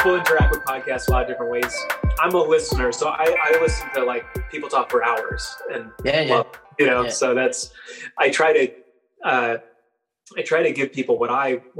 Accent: New York, United States; I grew up in New York

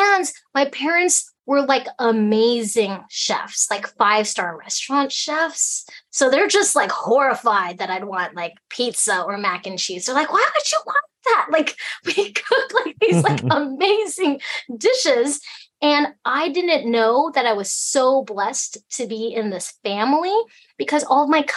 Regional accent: Alaska, United States; first language Chinese; English is a second language; also born or lived in Hong Kong; I came to Alaska when I was a month and a half.

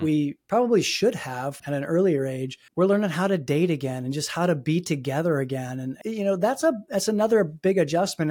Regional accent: Fort Wayne, Indiana, United States; now in Pittsburgh, United States; where I grew up in Fort Wayne, I, I, I grew up in, you know, a s, relatively small Midwestern town

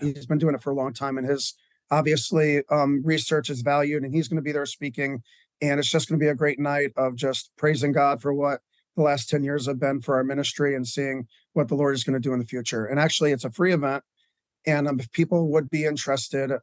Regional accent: Connecticut, United States; now in Lancaster, United States; I was born in Connecticut

